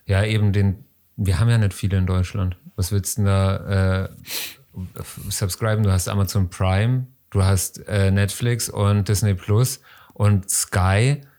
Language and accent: German; Austria; Ich als Österreicher, meine Kinder sind alle im Keller.